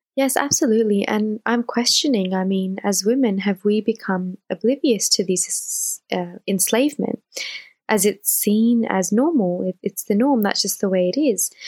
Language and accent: English; Australia; born and raised in Australia